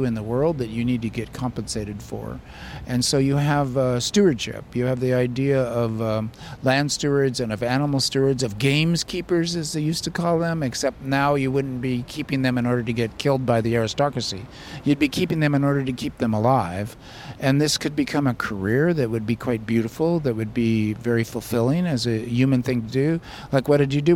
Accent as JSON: {"language": "English", "region": "Southern California", "country": "United States", "tie": "born or raised there", "lives_now": "Davis, United States", "said": "I grew up in suburbia in Southern California"}